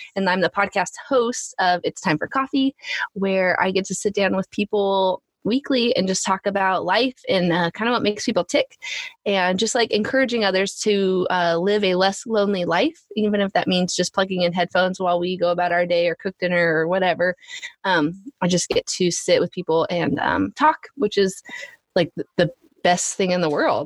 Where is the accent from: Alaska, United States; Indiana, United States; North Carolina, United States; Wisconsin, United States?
Alaska, United States; moved away; we're from Alaska.